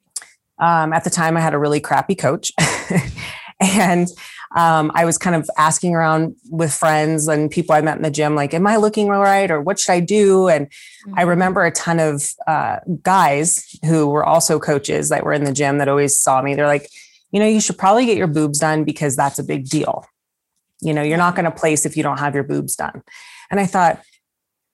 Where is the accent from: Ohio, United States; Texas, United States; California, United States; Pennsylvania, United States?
California, United States; the Bay Area; I'm from the Bay Area.